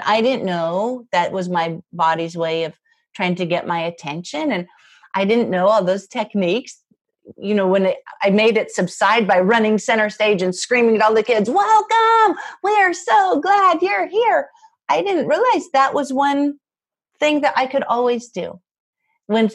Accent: Spokane, Washington, United States; moved away as an adult; my hometown in Spokane

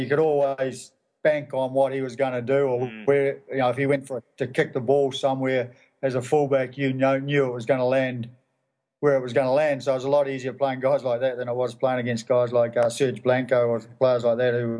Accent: New Zealand; I mean, you know, I used to watch them all. Used to admire, you know, I was from a little club

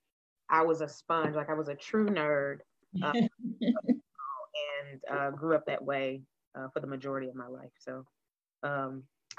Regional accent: Nashville, Tennessee, United States; I grew up in Nashville

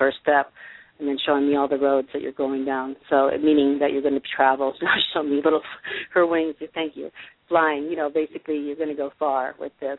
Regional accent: Massachusetts, United States; moved away; I'm from Massachusetts originally

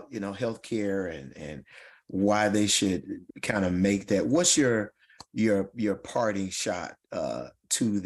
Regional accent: Louisville, Mississippi, United States; My hometown of Louisville, Mississippi

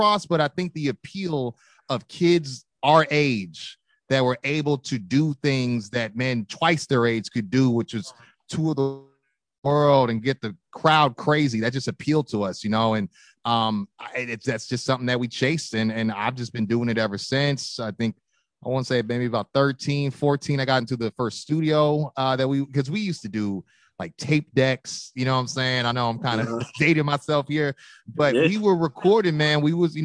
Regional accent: California, United States; Born and raised in Cali

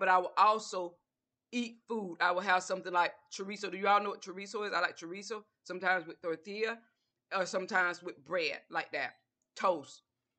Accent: the South, United States; Breakfast for me, because I'm from the South, I would always have a bowl of grits with butter and salt, a banana.

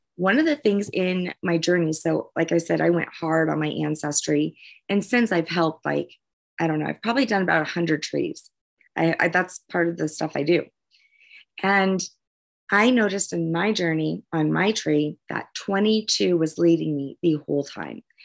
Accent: New Orleans, Louisiana, United States; moved away; I'm from New Orleans originally

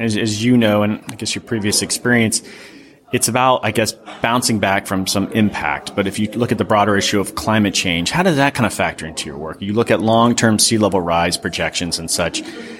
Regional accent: Florida, United States; I'm from Florida

